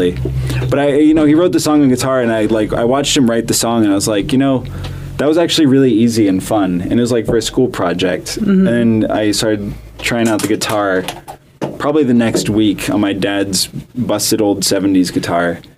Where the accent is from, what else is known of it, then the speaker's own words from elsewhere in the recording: Florida, United States; I'm from Florida.